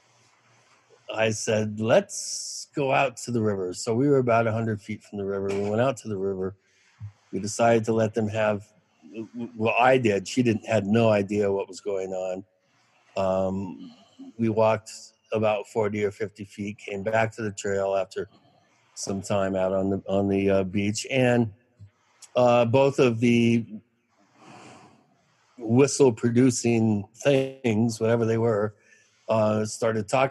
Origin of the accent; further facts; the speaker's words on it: Kent, Washington, United States; moved away as an adult; also born or lived in New York; I grew up in Washington State. I grew up within 40 miles of Mount Rainier, Kent, Washington, sort of the Kent Maple Valley area, Black Diamond